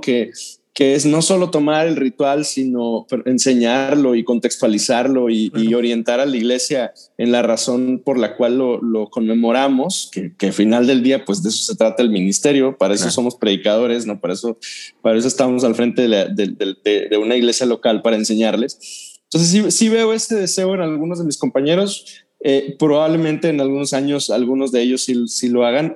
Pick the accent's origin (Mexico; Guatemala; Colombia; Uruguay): Mexico; Dolores Hidalgo, Guanajuato; Yo soy de, yo crecí en Dolores y algo Guanajuato.